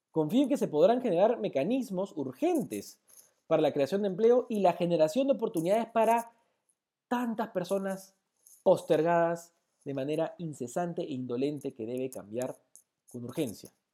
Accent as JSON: {"language": "Spanish", "country": "Peru", "said": "como peruanos"}